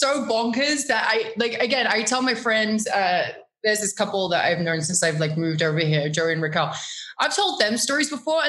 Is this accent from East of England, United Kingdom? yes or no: yes; Norwich, East of England, United Kingdom; Norwich is beautiful. First of all, Norwich is a city, but also it's a university town too.